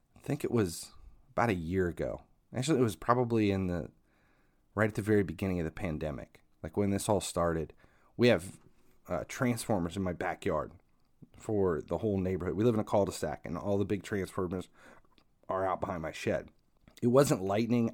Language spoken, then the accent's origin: English; Ohio, United States; I'm from Ohio